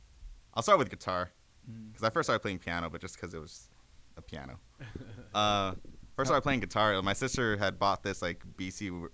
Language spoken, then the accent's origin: English; Gardena, California, United States; we're from Gardena.